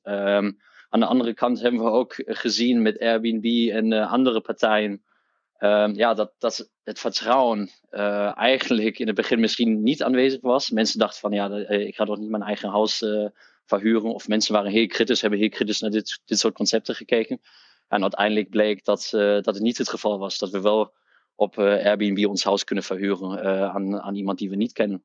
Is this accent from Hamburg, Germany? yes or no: yes; Hamburg, Germany; Dutch is a second language; moved away as an adult; now in Netherlands; ik ben opgegroeid in Duitsland, in Hamburg, in het noorden van Duitsland.